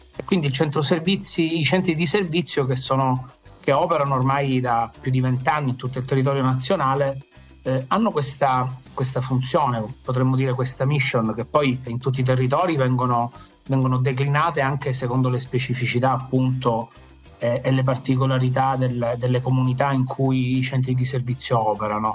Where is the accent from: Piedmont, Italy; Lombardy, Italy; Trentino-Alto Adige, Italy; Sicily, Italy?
Sicily, Italy; Messina; qua a Messina, perché io sono di Messina